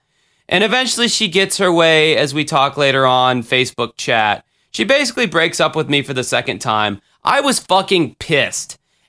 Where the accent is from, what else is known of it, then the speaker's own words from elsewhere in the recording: the South, United States; I'm from the South, man. What do you expect?